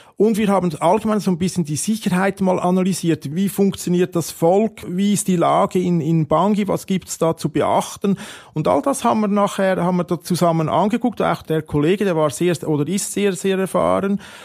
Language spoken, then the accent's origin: German; Switzerland; als Schweizer